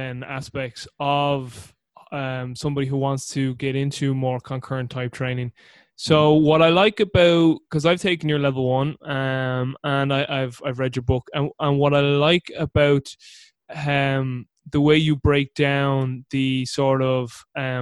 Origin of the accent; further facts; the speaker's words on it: Ireland; You're talking to an Irishman here. Now, I'm an Irishman who doesn't drink